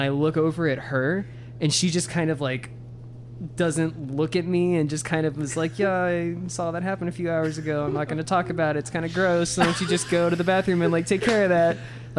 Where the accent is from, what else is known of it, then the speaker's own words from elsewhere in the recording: Ireland; Yeah, I'm Irish, I can handle this.